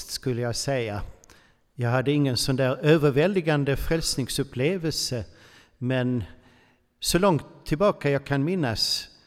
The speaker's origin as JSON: {"language": "Swedish", "country": "Switzerland", "tie": "born there", "said": "jag föddes faktiskt i Schweiz på ett katolskt sjukhus och möjligtvis har dessa nunnor stängt lite vigvatten på mig."}